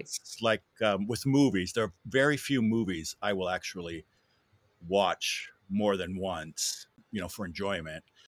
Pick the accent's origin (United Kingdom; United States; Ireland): United States; Wisconsin; moved away as an adult; also born or lived in Europe; now in Louisville, United States; I'm from, uh, Wisconsin originally, born and bred, and I moved here in nineteen ninety-three.